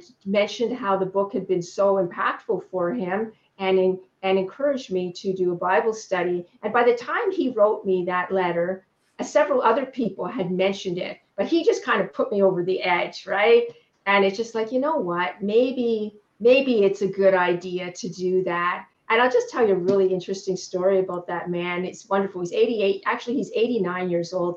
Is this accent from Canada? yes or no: yes; Canada; I'm Canadian